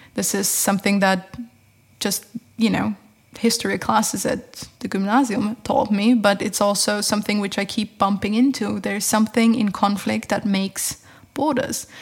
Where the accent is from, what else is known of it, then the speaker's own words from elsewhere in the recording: Tyrol, Austria; moved away as an adult; also born or lived in Lund, Sweden; my parents are both from Upper Austria, and I was born in Tyrol